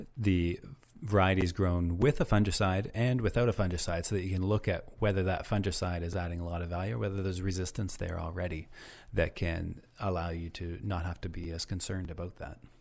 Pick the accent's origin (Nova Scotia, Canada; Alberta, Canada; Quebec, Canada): Nova Scotia, Canada; moved away as an adult; also born or lived in Guelph, Ontario; now in Ontario, Canada; I'm actually from Nova Scotia originally